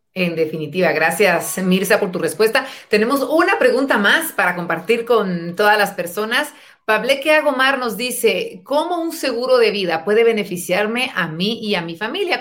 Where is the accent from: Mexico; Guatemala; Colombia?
Guatemala; nuestra Guatemala